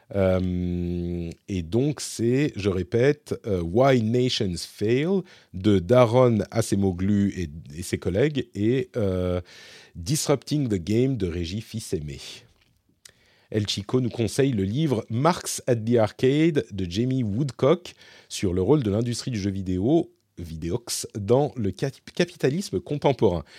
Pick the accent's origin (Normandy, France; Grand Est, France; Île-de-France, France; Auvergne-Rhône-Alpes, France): Île-de-France, France; Paris; moved away as an adult; now in Finland; je suis français, je suis parisien, je vis ici en Finlande